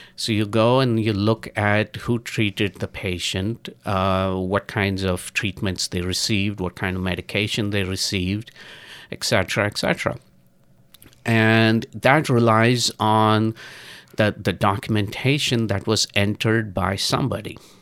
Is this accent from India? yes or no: yes; India; moved away; I'm originally from India and I go back to India on a regular basis